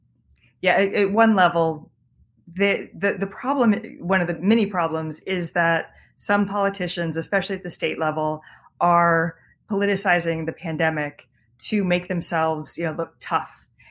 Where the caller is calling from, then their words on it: Florida, United States; Yeah, I'm calling from Florida. I live in Maryland, but I'm visiting my dad who lives in Florida.